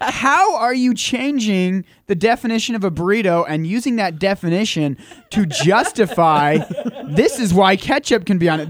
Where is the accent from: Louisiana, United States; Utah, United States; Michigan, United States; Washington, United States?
Utah, United States; now in Logan, United States; I'm from Utah, but my hometown is out of the reach of these airwaves